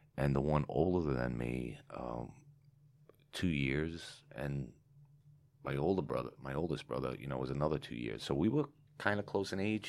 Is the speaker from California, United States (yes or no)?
no; New York City, New York, United States; Growing up in, eh, you know, um, even in Carroll Gardens, it was phenomenal